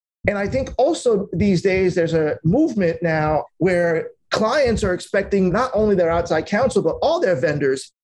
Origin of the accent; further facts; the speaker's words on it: New York City, New York, United States; I'm just a immigrant kid that grew up in Brooklyn, New York